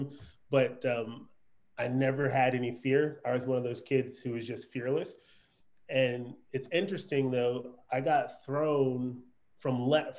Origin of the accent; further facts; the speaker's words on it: East Coast, United States; now in Texas, United States; I'm originally from the East Coast